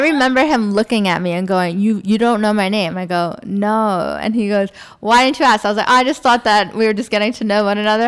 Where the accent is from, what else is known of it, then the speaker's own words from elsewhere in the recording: New York, United States; first language English; moved away as an adult; also born or lived in Florida / Indiana; now in Dubai, United Arab Emirates; I was born in Florida, but I grew up in New York